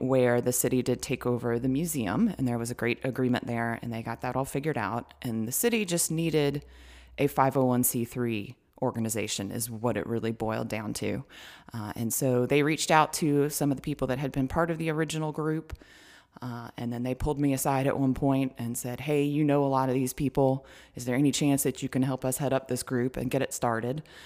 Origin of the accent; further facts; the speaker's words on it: Marietta, Georgia, United States; also born or lived in Smyrna, Georgia; I grew up in Marietta, um, and so I'm from the area